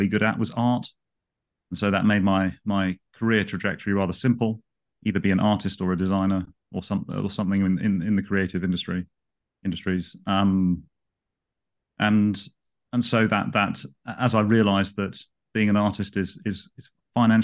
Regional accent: London, United Kingdom; I've grown up in London. I've been a Londoner all of my life

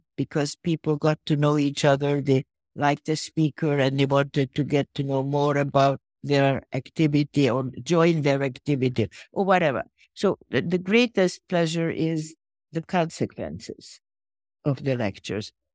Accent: Budapest, Hungary; moved away; I was born in Budapest

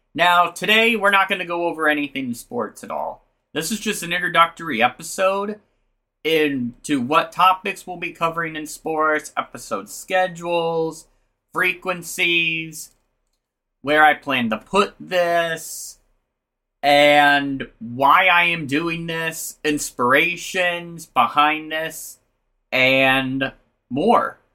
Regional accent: Omaha, Nebraska, United States; I'm from Omaha

